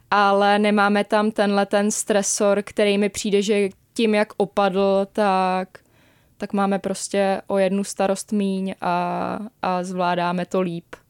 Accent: Aš, Karlovy Vary Region, Czechia; moved away; jak jsem z Aše, a moc tam nebejvám

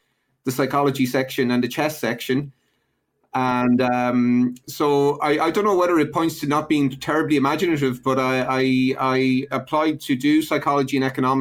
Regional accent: Ireland; I grew up in Ireland in the 80s during a major recession

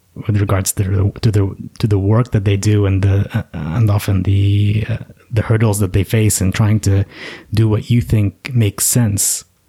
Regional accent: United States; I was born in the States

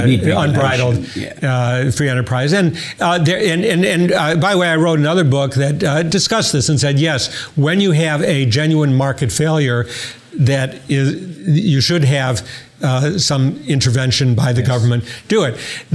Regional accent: Detroit, Michigan, United States; I grew up in Detroit, so I was very conscious and actually went to a high school named after Henry Ford.

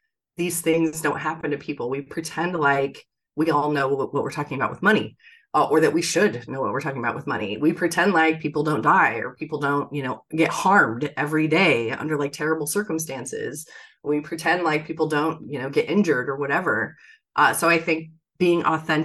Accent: Bay Area, California, United States; I was born in the Bay Area.

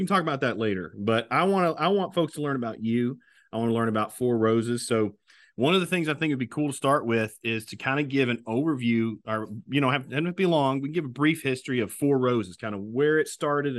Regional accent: Kentucky, United States; they know I'm from Kentucky

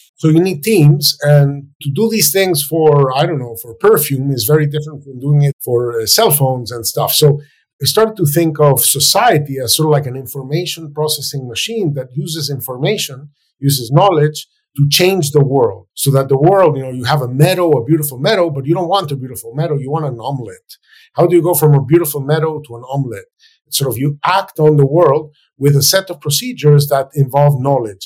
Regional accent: Venezuela; moved away as an adult; now in United States; my home country, Venezuela

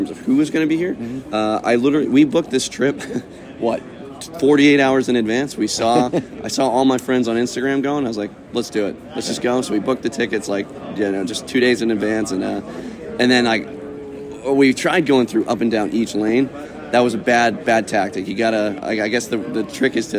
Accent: New England, United States; moved away as an adult; also born or lived in Kentucky / Georgia; now in Washington, United States; I'm from New England, best place in the world, but I live in Washington State.

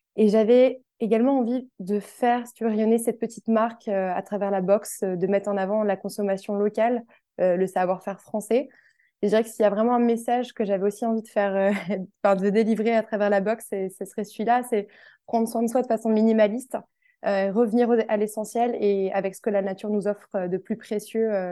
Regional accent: Tours, Centre-Val de Loire, France; moved away as an adult; now in Paris, France; J'habite actuellement sur Paris, mais je suis originaire de Tours à la base.

